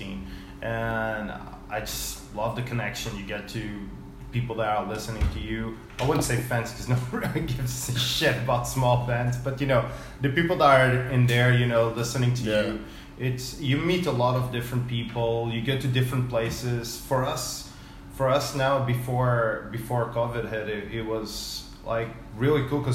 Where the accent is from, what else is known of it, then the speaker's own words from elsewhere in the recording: Portugal; moved away as an adult; also born or lived in England; now in Vietnam; I lived in Portugal until I was 20, then I lived 10 years in England